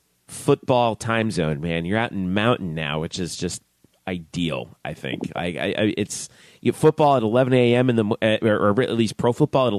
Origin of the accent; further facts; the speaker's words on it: Broward, South Florida, United States; I grew up in South Florida. I grew up in Broward, and I came to UCF in 2001, and I went to high school down in Davie, not far from one of FAU's satellite campuses